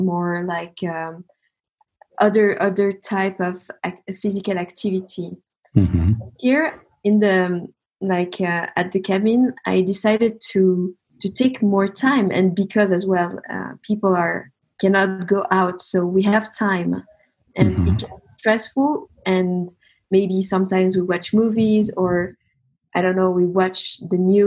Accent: Geneva, Switzerland; moved away as an adult; also born or lived in Paris, France / south of France; I'm from Geneva originally. I studied there

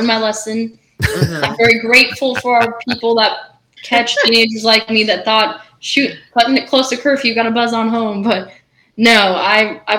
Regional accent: Minnesota, United States; accent: Minnesotan; my accent thing here from Minnesota

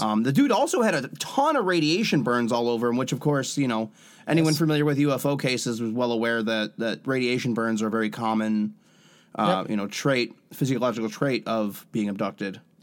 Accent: United States; accent: American; I speak American.

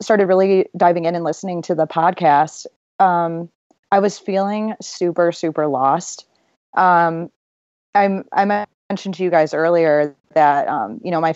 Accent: Chicago, Illinois, United States; also born or lived in Iowa; I grew up on the South Side of Chicago.

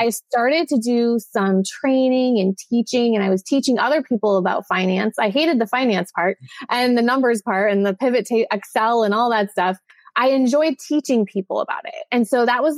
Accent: Minnesota, United States; moved away as an adult; also born or lived in San Diego; So I grew up in Minnesota. I spent 18 years in Minnesota

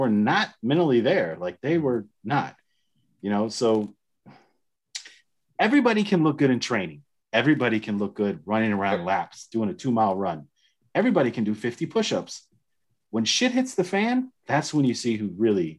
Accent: the South, United States; I grew up in the South

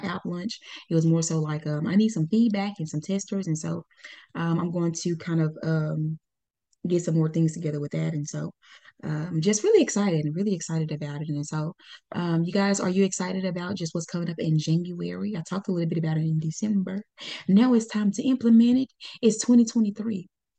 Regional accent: Pine Bluff, Arkansas, United States; moved away; That's where I was born and raised.

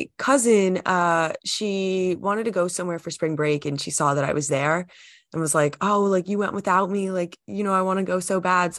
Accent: Georgia, United States; I like New York teams because I'm from Georgia.

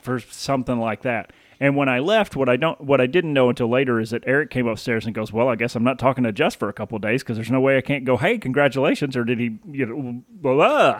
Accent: the South, United States; moved away; I'm, I'm born and raised in the South, and I'll, I mean, you can take me out of the South, but you can't take the South out of me.

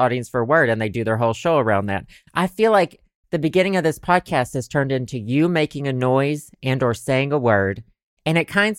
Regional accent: the South, United States; accent: Southern; I think I've begun to weaponize my Southern accent

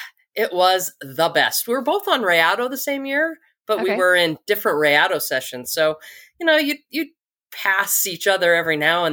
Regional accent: Storm Lake, Iowa, United States; now in North Dakota, United States; I'm originally from Storm Lake, Iowa.

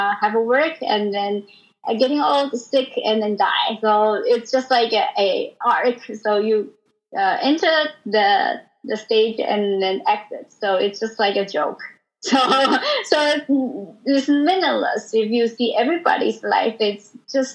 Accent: Taiwan; English is a second language; moved away as an adult; now in New York, United States; I come from Taiwan, and I was originally a harpist

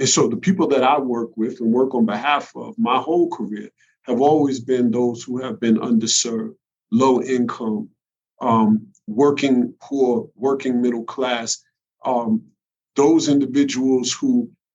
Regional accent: New York City, New York, United States; growing up in the Bronx

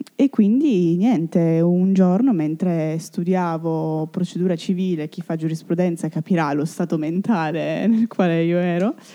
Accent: Italy; also born or lived in Turin; il mio paese, la mia, la mia, patria

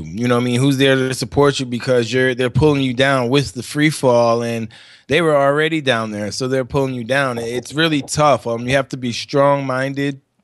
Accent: New York, United States; I'm from New York.

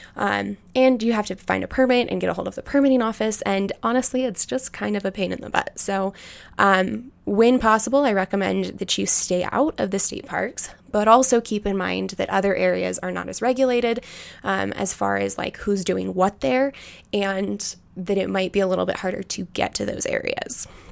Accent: United States; I was born and raised in Tahoe

